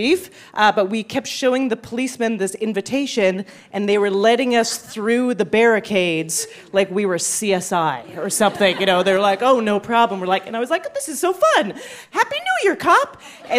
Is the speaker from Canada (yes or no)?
yes; Canada; moved away as an adult; also born or lived in Montreal; now in New York, United States; I am Canadian